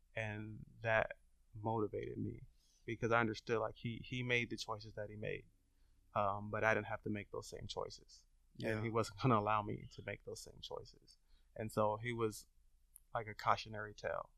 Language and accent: English; Long Beach, California, United States; I grew up in Long Beach